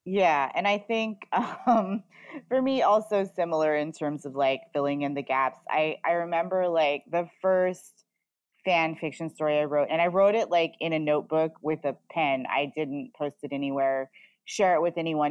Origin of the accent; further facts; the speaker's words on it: Oregon, United States; I grew up in Oregon